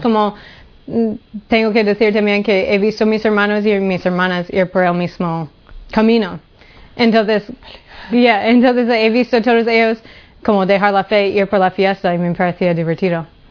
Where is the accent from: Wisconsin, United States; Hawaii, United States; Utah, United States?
Hawaii, United States; Honolulu; moved away; Nací en Honolulu, Hawaii.